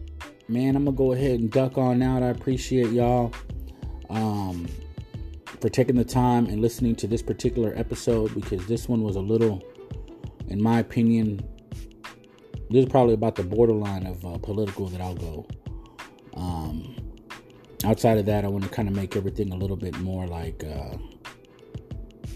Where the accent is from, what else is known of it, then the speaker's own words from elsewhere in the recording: United States; I'm an American.